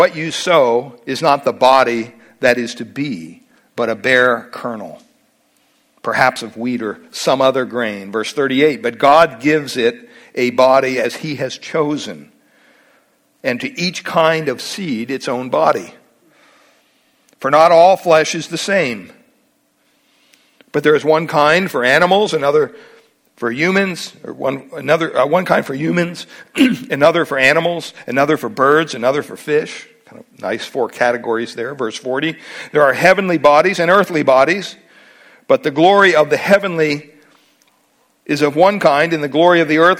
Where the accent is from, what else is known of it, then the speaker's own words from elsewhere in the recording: Pennsylvania, United States; I'm from Pennsylvania